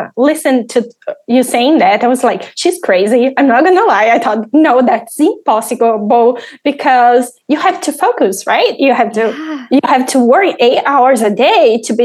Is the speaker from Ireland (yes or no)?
no; Brazil; English is a second language; moved away as an adult; now in United States; I'm from Brazil, and I have a fashion degree. I had this amazing career in Brazil, but then we decided to move here to US